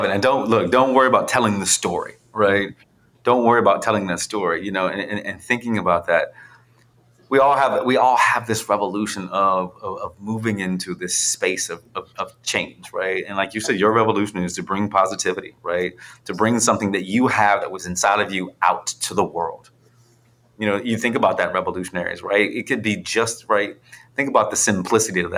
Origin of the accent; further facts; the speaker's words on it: Philadelphia, Pennsylvania, United States; I'm, I'm, a kid from Philly that it is now on national cycling magazines, right?